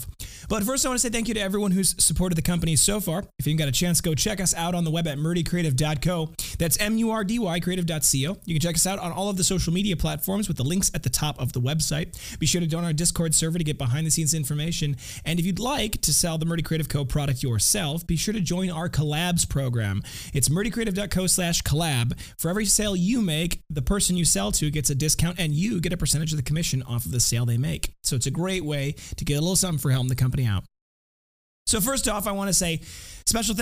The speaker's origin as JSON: {"language": "English", "town": "Janesville", "region": "Wisconsin", "country": "United States", "tie": "born or raised there", "said": "I was born and raised in Janesville, Wisconsin, where the Parker Pen Company was founded"}